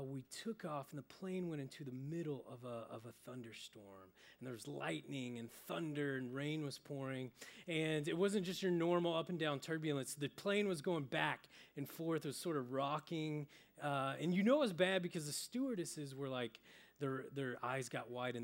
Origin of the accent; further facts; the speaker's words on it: Oklahoma, United States; moved away; I'm originally from Oklahoma